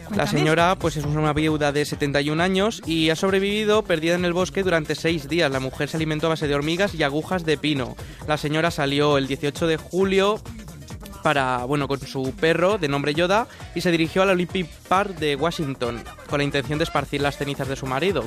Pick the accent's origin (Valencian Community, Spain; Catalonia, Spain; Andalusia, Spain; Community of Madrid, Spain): Valencian Community, Spain; Valencia; yo soy de Valencia